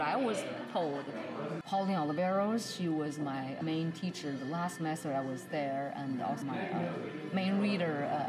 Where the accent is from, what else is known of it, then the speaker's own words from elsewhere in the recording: Beijing, China; now in Nashville, United States; I'm originally from Beijing, and now I live in Nashville.